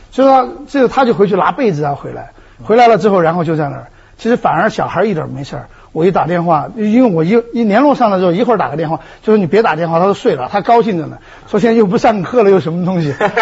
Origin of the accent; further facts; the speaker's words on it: Dujiangyan, Shifang, Deyang area, Sichuan, China; moved away; 因为这些地方我都特别熟，因为小的时候也在那儿